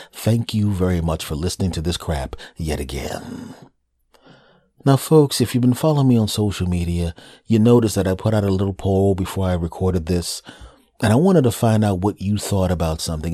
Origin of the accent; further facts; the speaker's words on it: Philadelphia, Pennsylvania, United States; I was living in Philadelphia at the time. And I go to South Philadelphia because I wanna go to the place in my hometown